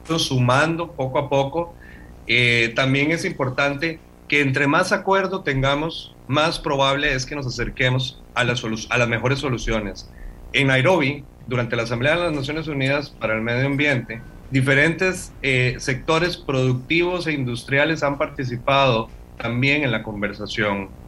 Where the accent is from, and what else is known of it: Costa Rica